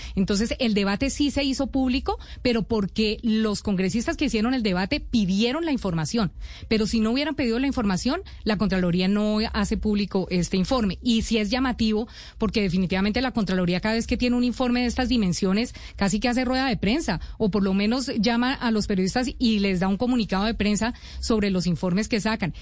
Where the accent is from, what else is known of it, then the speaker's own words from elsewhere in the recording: Colombia; como colombiano